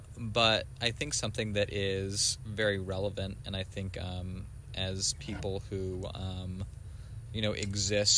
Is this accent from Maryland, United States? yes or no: no; New Mexico, United States; my whole family's from the South. I grew up in New Mexico